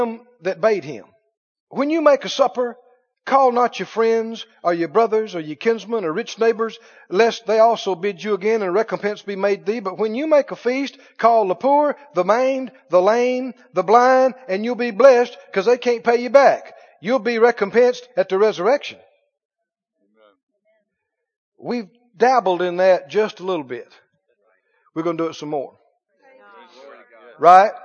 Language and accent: English; United States; I'm an American.